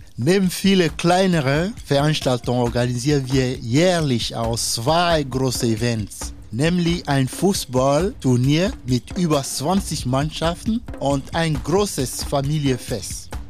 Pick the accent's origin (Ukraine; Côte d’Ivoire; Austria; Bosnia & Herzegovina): Côte d’Ivoire; German is a second language; now in Osnabrück, Germany; mein Heimat, Elfenbeinküste